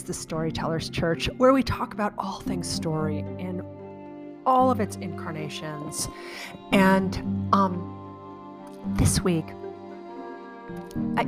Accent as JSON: {"language": "English", "town": "Chicago", "region": "Illinois", "country": "United States", "tie": "born or raised there", "also_born_or_lived": "Prague / San Francisco / St. Louis", "moved": "as an adult", "said": "I grew up in Chicago, and subsequently I moved to other cities like Prague and San Francisco and St. Louis."}